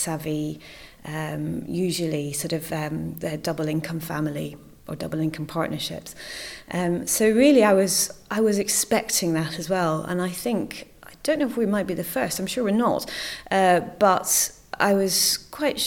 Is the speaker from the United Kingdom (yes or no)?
yes; Scotland, United Kingdom; moved away; also born or lived in Cornwall; I come from Scotland originally